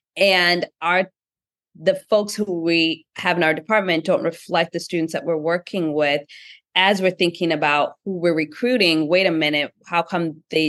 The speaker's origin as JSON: {"language": "English", "country": "Kenya", "said": "being a young founder, being a Black founder, my intersectionality, being also Kenyan, all of these different things."}